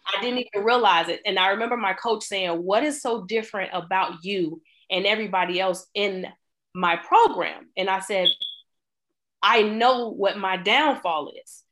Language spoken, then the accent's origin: English; Chicago, Illinois, United States; I grew up in Chicago